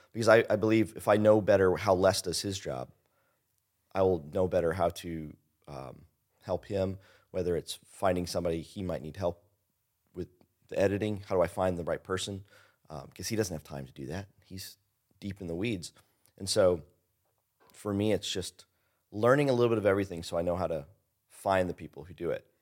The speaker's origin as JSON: {"language": "English", "town": "Henryville", "region": "Indiana", "country": "United States", "also_born_or_lived": "Louisville, Kentucky"}